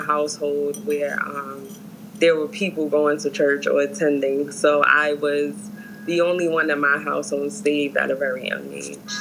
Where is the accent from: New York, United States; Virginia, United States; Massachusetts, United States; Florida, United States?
New York, United States; New York City; I'm from New York, New York, more so Harlem